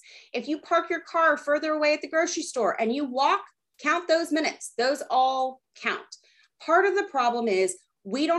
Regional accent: Texas, United States; I grew up in Texas.

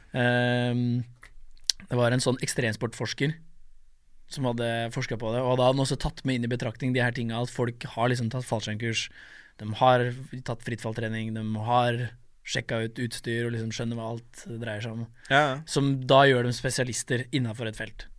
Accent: Norway; jeg ble født i Norge

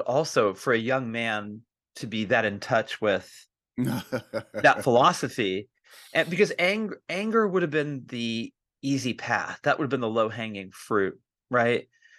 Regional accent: Ohio, United States; I know we're originally from Ohio

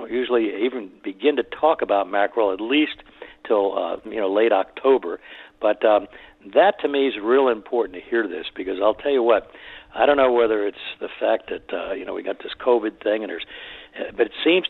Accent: Miami, Florida, United States; as a boy growing up in Miami, I moved there in 1949 and through the 50s

